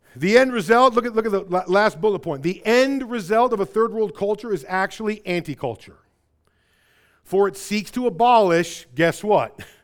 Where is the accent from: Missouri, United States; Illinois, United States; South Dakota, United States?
Illinois, United States; Rockford; accent: Midwest; I was in Rockford.